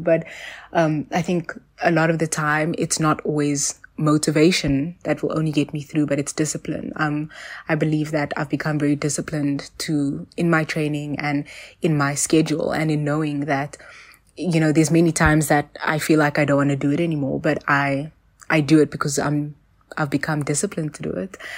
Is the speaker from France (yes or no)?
no; South Africa; also born or lived in Johannesburg; I'm a South African national gymnast